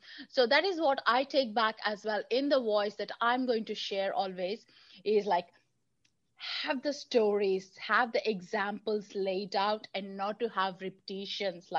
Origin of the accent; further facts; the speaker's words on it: India; moved away; growing up in India